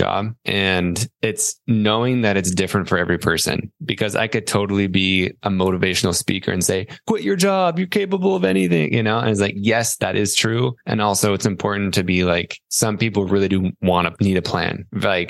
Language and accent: English; Salt Lake City, Utah, United States; moved away as an adult; also born or lived in East Coast; I was born in Salt Lake City, Utah